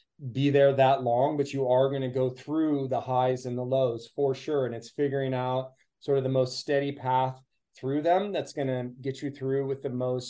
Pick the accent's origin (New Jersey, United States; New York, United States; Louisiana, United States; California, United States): California, United States; Petaluma; here in my hometown of Petaluma